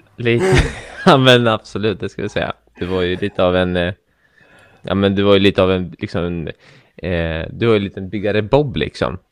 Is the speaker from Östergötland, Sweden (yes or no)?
yes; Norrköping, Östergötland, Sweden; jag eh, är ju också uppväxt i Norrköping